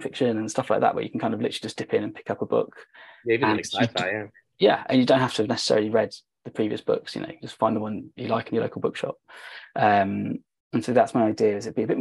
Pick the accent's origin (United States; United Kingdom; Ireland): United Kingdom; us being British